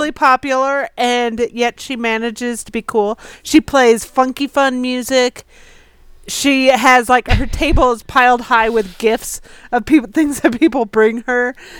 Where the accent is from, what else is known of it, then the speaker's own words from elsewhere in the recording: San Jose, California, United States; I grew up basically in San Jose, so it's like going home.